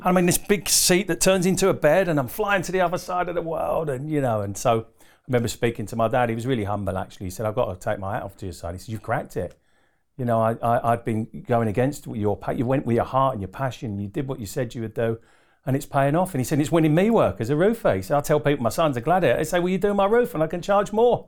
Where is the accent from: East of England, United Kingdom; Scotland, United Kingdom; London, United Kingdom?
East of England, United Kingdom; Harlow; also born or lived in Doncaster; I pretty much grew up in Essex. So I'm an Essex boy at heart